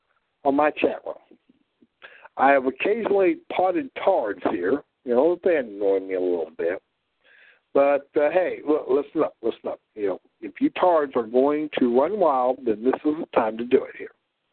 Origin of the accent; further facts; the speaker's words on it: South Dakota, United States; accent: prairie drawl from South Dakota mixed with Ozark; now in Southwest Missouri, United States; It's really a combination of a prairie drawl from South Dakota and, well, some of the, let me see, Ozarkians here, a little bit here.